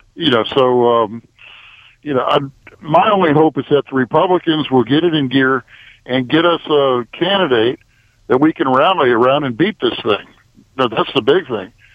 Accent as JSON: {"language": "English", "town": "New Haven", "region": "Connecticut", "country": "United States", "tie": "born or raised there", "moved": "yes", "lives_now": "Marietta, United States", "said": "I grew up in New Haven"}